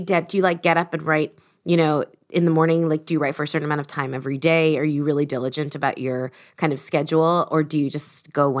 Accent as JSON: {"language": "English", "region": "East Coast", "country": "United States", "tie": "born or raised there", "moved": "yes", "lives_now": "United Kingdom", "said": "I'm an East Coaster by birth and now I live in the UK"}